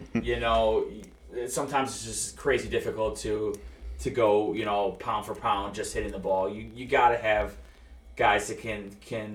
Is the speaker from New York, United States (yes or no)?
yes; New Yorker, United States; as a New Yorker